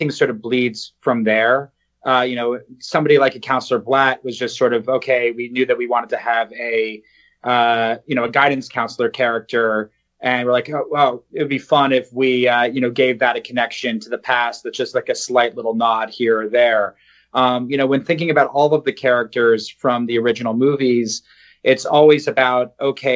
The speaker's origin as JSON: {"language": "English", "region": "New Jersey", "country": "United States", "said": "we're guys from New Jersey"}